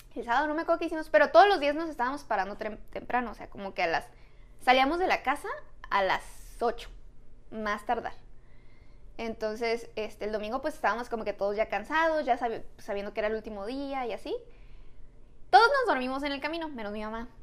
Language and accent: Spanish; Tijuana, Baja California, Mexico; somos de Tijuana